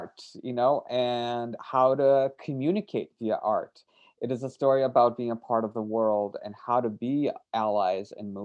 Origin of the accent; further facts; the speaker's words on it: Brazil; I grew up in Brazil